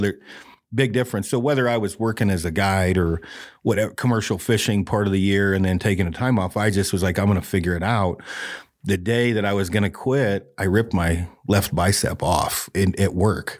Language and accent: English; Detroit Lake, Oregon, United States; Oregon, yep. Uh, Detroit Lake, Oregon